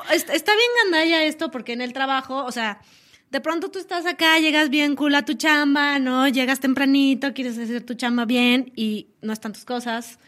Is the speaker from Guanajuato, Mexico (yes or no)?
no; Chilango, Mexico City, Mexico; dicen por ahí que somos chilangas